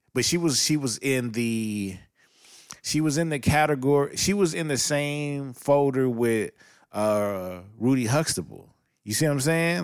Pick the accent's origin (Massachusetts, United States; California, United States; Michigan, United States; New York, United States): California, United States; Los Angeles; I'm from Los Angeles, California. We have a street called Figueroa, and we have a street called Sunset